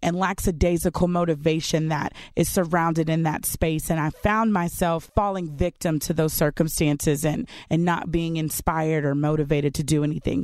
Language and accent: English; Glasgow, Kentucky, United States; moved away as an adult; I am from a super small town, super, super small town by the name of Glasgow, Kentucky